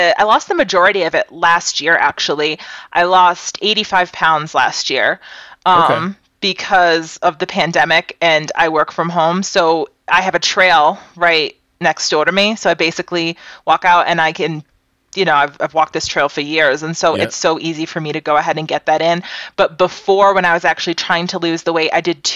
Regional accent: Massachusetts, United States; growing up in Massachusetts, I did a lot of cold weather camping

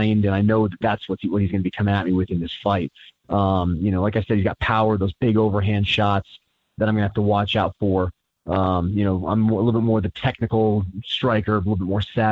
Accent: Asheville, North Carolina, United States; I'm from Asheville

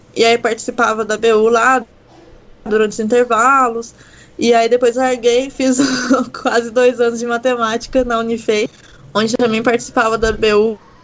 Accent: Itajubá, Minas Gerais, Brazil; moved away; also born or lived in Pelotas; eu sou de Itajubá, né, no sul de Minas Gerais

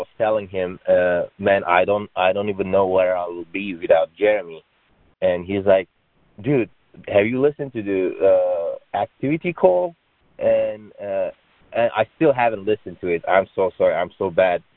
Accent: Turkey; moved away as an adult; I'm originally from Turkey. I came here about 12 years ago for getting my computer engineering degree

